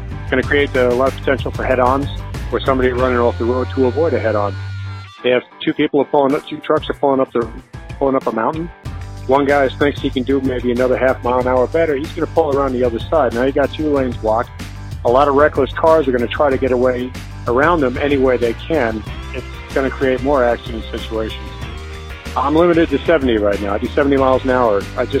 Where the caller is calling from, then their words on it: Maine, United States; I'm calling from Maine. 11-year over-the-road driver.